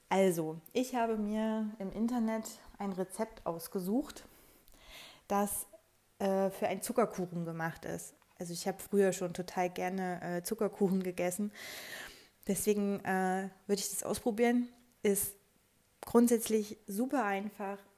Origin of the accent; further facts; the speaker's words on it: Leipzig, Saxony, Germany; pendle ich im Homeoffice zwischen meiner Heimatstadt Leipzig und Thüringen, wo mein Freund lebt.